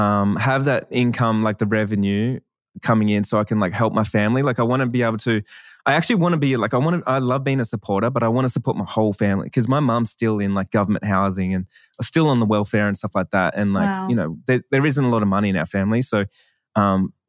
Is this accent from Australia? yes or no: yes; Australia; I'm Australian